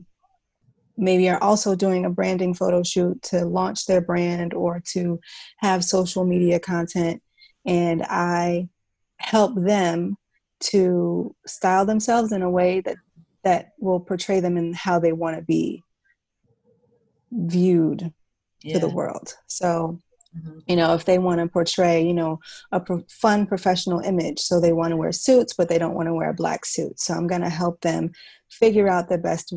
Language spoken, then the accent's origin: English; Chicago, Illinois, United States; moved away as an adult; now in Brooklyn, United States; I live in Brooklyn, New York, originally from Chicago. I've been in New York for about 14 years now